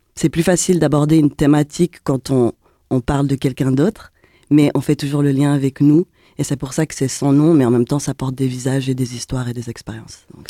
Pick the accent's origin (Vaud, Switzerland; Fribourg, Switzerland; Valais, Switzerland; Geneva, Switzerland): Geneva, Switzerland; On est de Genève